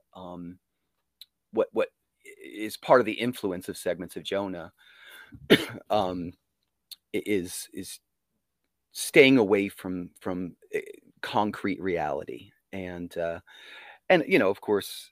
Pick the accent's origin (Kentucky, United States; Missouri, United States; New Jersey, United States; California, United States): New Jersey, United States; Monmouth Beach; also born or lived in Sarasota, Florida; I grew up in Monmouth Beach